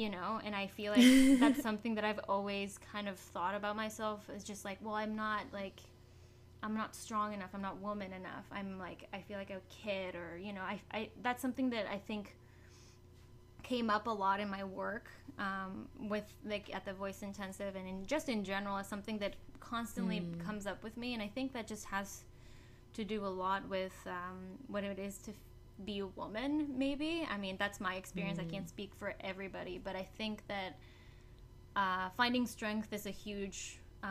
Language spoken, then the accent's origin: English; Mexico; moved away; I was born and raised in Mexico